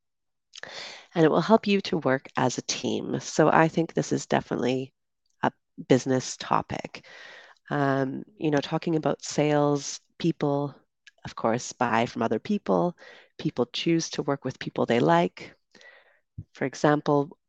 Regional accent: Canada; moved away; also born or lived in United Kingdom; I'm originally from Canada

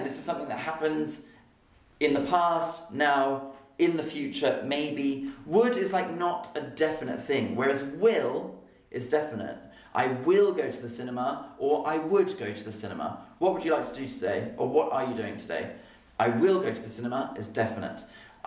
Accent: Oxford, South East England, United Kingdom; accent: RP; also born or lived in London; I was born in London, and I grew up in Oxford.

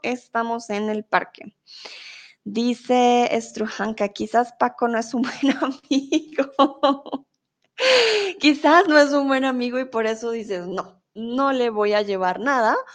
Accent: Colombia; now in Germany; soy colombiana Vivo en Alemania, pero ahora estoy en México

